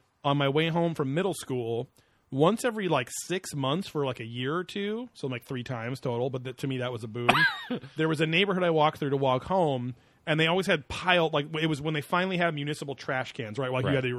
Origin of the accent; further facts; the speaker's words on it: West Coast, United States; we grew up on the West Coast. We didn't have a lot of forest around